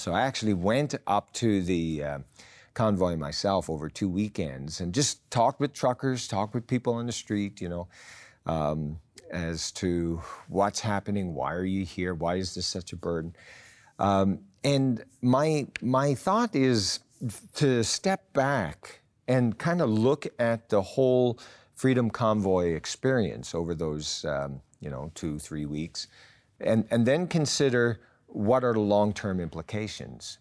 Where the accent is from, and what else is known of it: Canada